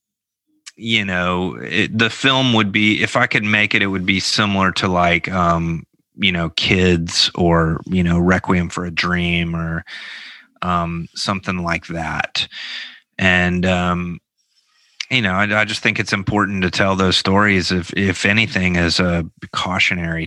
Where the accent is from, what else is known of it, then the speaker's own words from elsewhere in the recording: Memphis, Tennessee, United States; growing up in Memphis in the 90s